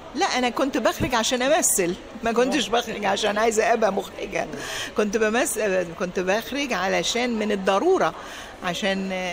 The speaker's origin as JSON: {"language": "Arabic", "town": "Giza", "region": "Giza Governorate", "country": "Egypt", "tie": "born or raised there", "also_born_or_lived": "France", "moved": "as an adult", "lives_now": "United States", "said": "انا مولوده في مصر في مصر في عيله ارمنيه"}